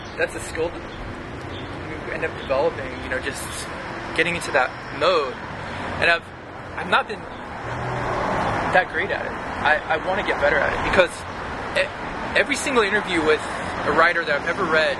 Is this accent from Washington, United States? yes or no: yes; Seattle, Washington, United States; also born or lived in Los Angeles; I grew up